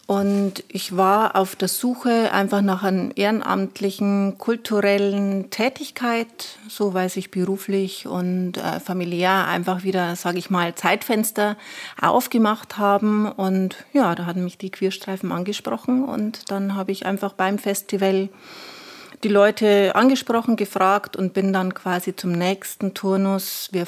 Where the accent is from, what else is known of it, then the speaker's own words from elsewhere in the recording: Weiden, Bavaria, Germany; now in Regensburg, Germany; ich bin zwar gebürtige Oberpfälzerin und äh, das sehr gerne.